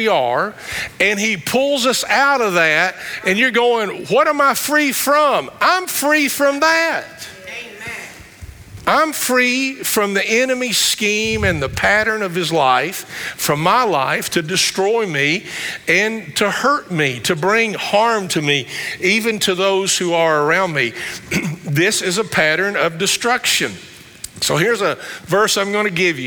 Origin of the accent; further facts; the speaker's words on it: Somersville, Kentucky, United States; accent: country vernacular; I grew up in Somersville, outside of Campbellsville.